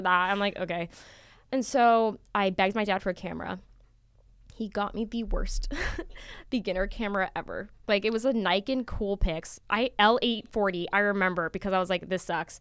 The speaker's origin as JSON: {"language": "English", "town": "Las Vegas", "region": "Nevada", "country": "United States", "moved": "as an adult", "said": "I'm originally from Las Vegas, Nevada, which is really far"}